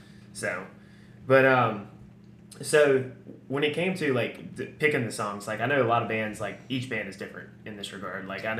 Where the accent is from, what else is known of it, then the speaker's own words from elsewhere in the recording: Eastern North Carolina, United States; I'm from Eastern North Carolina